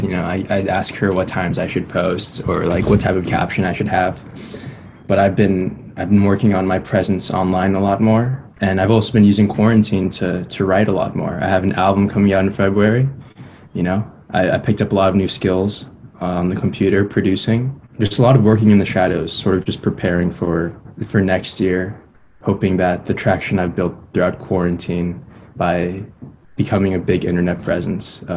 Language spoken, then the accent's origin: English; Los Angeles, California, United States; also born or lived in Chicago; I grew up in Los Angeles. You know, I was born in Chicago, but I moved to LA at a very young age